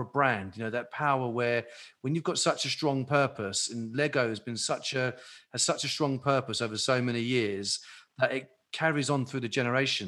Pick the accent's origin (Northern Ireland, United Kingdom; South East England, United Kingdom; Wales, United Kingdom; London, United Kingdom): South East England, United Kingdom; Maidstone; I'm from Maidstone